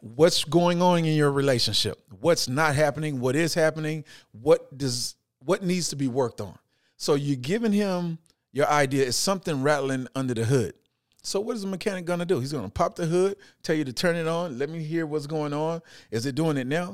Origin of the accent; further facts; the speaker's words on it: Houston, Texas, United States; I'm growing up in Houston, Texas. I'm grew up in Fifth Ward.